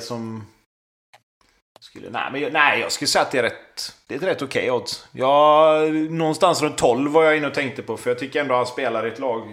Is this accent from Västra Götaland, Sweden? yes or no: yes; Gothenburg, Västra Götaland, Sweden; jag är uppväxt på Hisingen